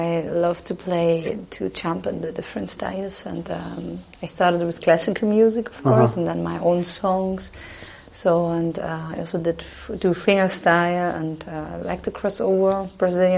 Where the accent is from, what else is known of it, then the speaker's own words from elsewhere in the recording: Southern Germany, Germany; English is a second language; moved away as an adult; now in Dresden, Germany; I live in the east of Germany in Dresden, but I came from the south. I come from the south